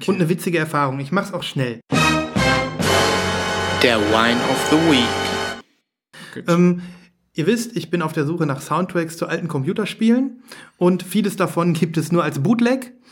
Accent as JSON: {"language": "German", "town": "Düsseldorf", "region": "North Rhine-Westphalia", "country": "Germany", "said": "Dann fragen die, wo kommt ihr her? Dann sagen wir aus Düsseldorf"}